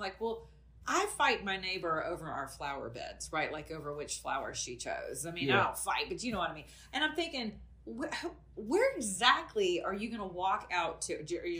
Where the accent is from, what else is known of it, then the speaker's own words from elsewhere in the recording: Atlanta, Georgia, United States; I'm from Atlanta, Georgia.